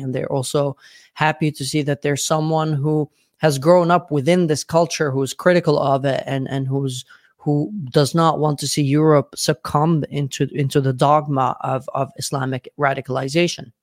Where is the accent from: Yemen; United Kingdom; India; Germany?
Yemen; Sana'a, Amanat Al Asimah; moved away as an adult; now in Sweden; I was born in Sana'a, Yemen